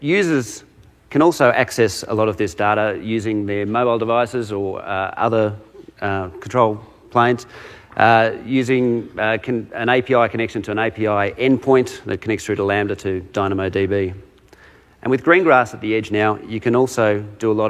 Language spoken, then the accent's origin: English; Australia; accent: Australian; I'm a solutions architect out of Australia, if you can't tell from my accent